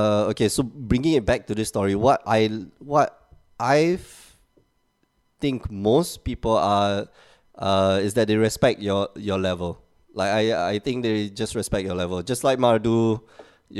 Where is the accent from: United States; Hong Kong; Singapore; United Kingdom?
Singapore; now in Portugal